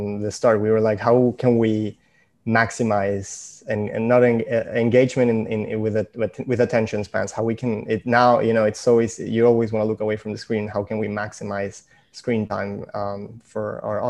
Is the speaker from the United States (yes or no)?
no; Venezuela; moved away; I'm originally from Venezuela